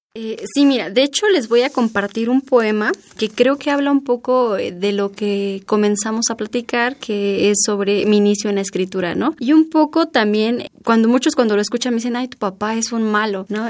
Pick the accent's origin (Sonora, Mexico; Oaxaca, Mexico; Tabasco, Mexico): Oaxaca, Mexico; como una oaxaqueña